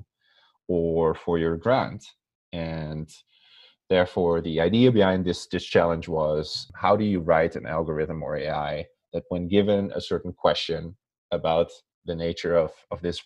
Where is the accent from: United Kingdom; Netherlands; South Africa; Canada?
Netherlands; English is a second language; moved away as an adult; also born or lived in Amsterdam / Yale, New Haven, United States; So I'm from the Netherlands, and as some people sometimes notice, I have an accent. They can't always place it, but I do. So I'm from the Netherlands originally.